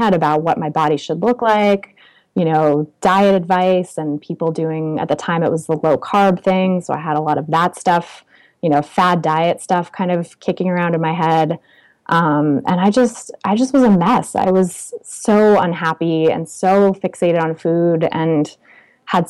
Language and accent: English; California, United States; also born or lived in Oakland, California / Paris, France; I grew up in California